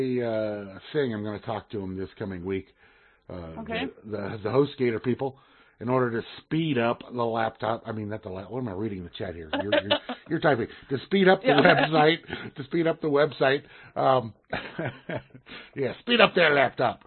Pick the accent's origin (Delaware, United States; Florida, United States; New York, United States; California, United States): California, United States; Southern; growing up in Southern California